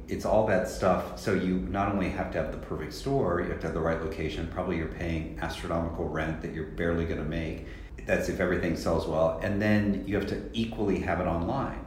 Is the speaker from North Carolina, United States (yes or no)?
no; Salina, Kansas, United States; my hometown in Salina, Kansas.